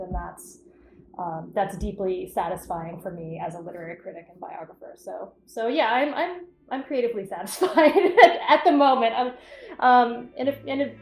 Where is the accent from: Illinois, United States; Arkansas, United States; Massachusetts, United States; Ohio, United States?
Massachusetts, United States; Cape Cod; I'm from Cape Cod